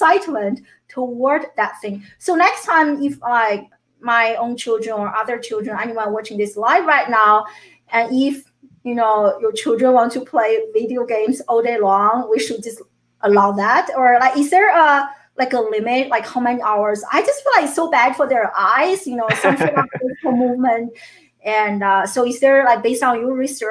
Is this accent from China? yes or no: yes; China; moved away as an adult; now in United States; I grew up in China